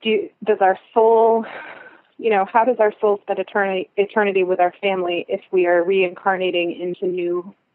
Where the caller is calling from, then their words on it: Cooperstown, New York, United States; I'm calling in from Cooperstown, New York.